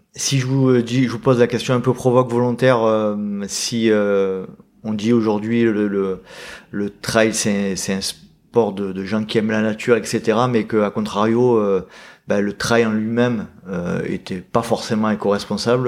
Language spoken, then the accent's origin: French; Aix-en-Provence, Provence-Alpes-Côte d'Azur, France; je suis breton d'origine, mais de mes parents. Moi, je suis né, je suis né ici, hein, je suis né à Aix-en-Provence